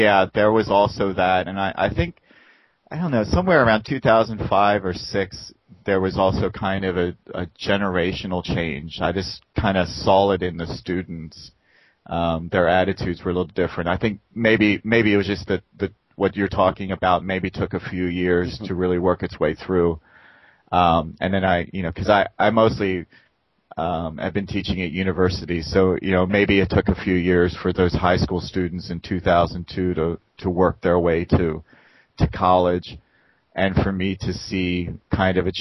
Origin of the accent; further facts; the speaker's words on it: Baltimore, Maryland, United States; moved away as an adult; now in Busan, South Korea; Baltimore, Maryland. You know, where I was born